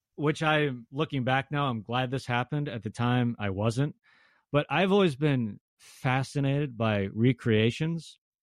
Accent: Tacoma, Washington, United States; I grew up in Tacoma, so I went to a ton of Rainiers games as a kid too

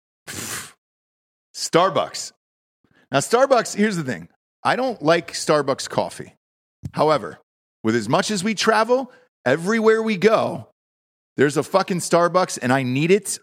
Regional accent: the South, United States; I'm from the South

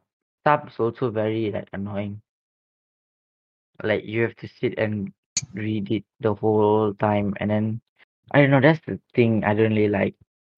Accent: Malaysia; we are from Malaysia.

